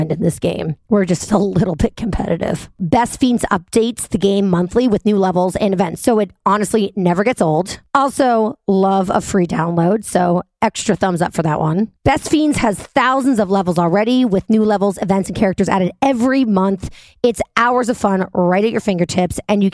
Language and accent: English; New York City, New York, United States; moved away as an adult; now in Jersey City, United States; I'm a New Yorker